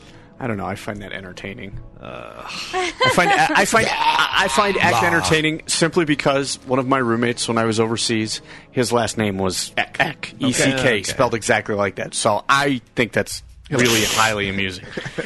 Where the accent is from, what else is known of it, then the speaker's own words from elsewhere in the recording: Michigan, United States; I'm from Michigan, and I am a Michigan fan.